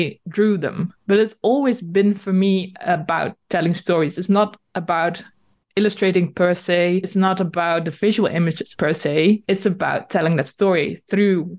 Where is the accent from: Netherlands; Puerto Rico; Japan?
Netherlands; first language Dutch; English is a second language; I am Dutch and I'm living in the Netherlands.